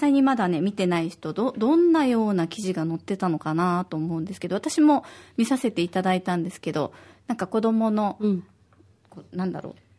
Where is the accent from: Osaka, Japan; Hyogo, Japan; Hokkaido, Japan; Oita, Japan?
Osaka, Japan; now in Okinawa, Japan; 私は大阪出身で、小学五年生と三年生の二人の子育て真っ最中です